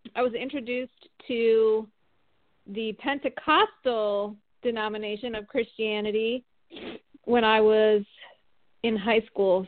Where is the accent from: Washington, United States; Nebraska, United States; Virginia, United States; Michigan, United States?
Michigan, United States; moved away as an adult; now in Atlanta, United States; I'm from Michigan originally, and I live in Atlanta, Georgia